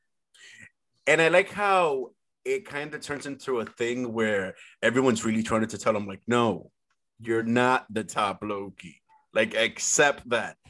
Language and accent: English; San Pedro de Macorís, Dominican Republic; moved away; I was actually born in the Dominican Republic